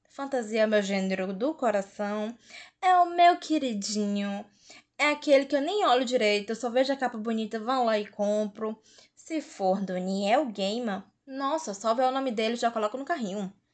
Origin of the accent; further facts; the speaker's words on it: Fortaleza, Ceará, Brazil; eu sou de Fortaleza, Ceará